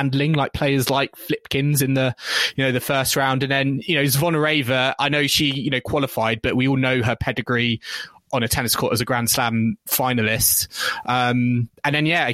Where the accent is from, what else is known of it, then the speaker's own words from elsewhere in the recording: United Kingdom; we are British fans